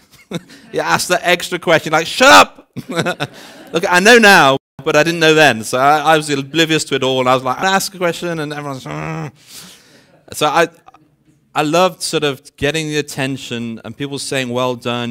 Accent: United Kingdom; moved away as an adult; now in Benoni, South Africa; I'm originally from the U K, actually.

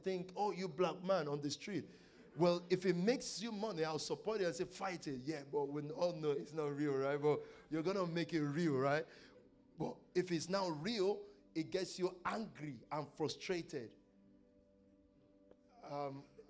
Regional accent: Nigeria; I'm from Nigeria

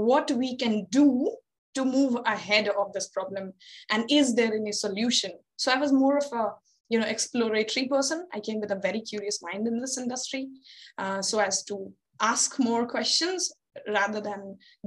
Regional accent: Bihar, India; moved away as an adult; also born or lived in Pondicherry; I am from Bihar, and we are not so proud of hosting very low literacy rates in our state

